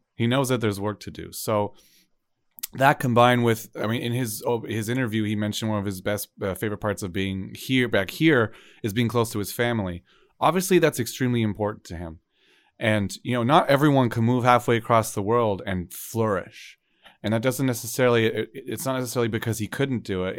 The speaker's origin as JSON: {"language": "English", "country": "Canada", "said": "as Canadian CBs"}